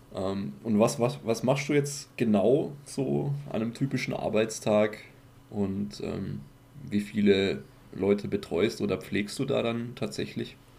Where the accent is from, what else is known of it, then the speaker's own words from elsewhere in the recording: Germany; bei uns in Deutschland